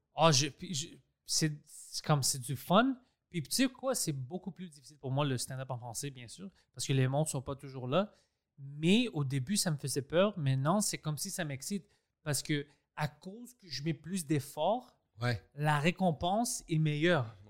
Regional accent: Quebec, Canada; first language Greek; French is a second language; Je suis né ici

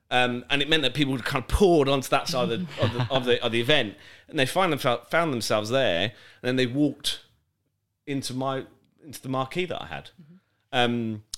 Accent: Birmingham, West Midlands, United Kingdom; accent: generic; also born or lived in Winchester; Because I lost my Birmingham accent. I'm originally from Birmingham. Not from there, but I can't speak like it. I went down to Winchester and I went down with a Birmingham accent, and they were like, "You can't speak like that around here."

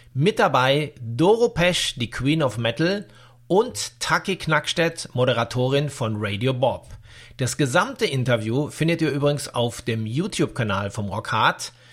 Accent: Dortmund, North Rhine-Westphalia, Germany; Wir kommen ja beide aus Dortmund

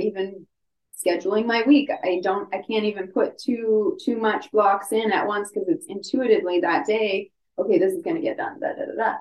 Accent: Ontario, Canada; moved away; I'm from Ontario originally.

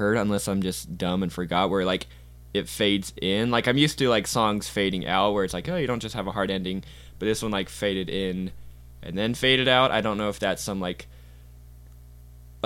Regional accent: South Jordan, Utah, United States; also born or lived in Arizona; I am from South Jordan, Utah. Grown up here basically all my life. Born in Arizona, but I've just grown up in Utah my whole life

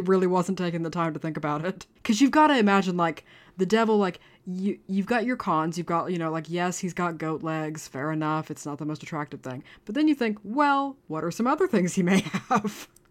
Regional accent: United States; now in Dublin, Ireland; I am an American

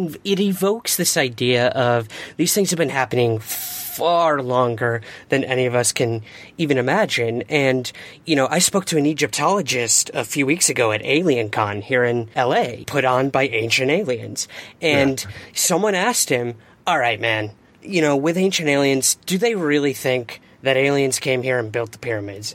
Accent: Syracuse, New York, United States; now in Los Angeles, United States; my hometown of Syracuse, New York

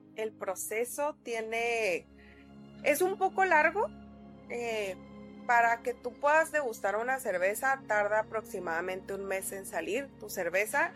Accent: Tijuana, Baja California, Mexico; como buenos tijuanenses

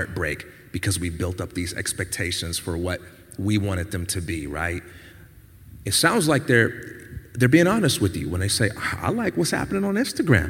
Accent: Chicago, Illinois, United States; I'm from Chicago

